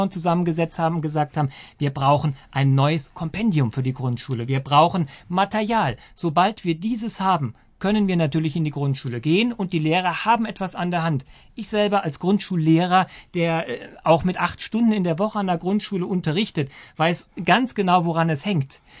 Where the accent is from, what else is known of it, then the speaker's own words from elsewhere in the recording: Saarland, Germany; born there; Aber natürlich, erstens bin ich gebürtiger Saarländer, aber ähm, begeisterter Hesse.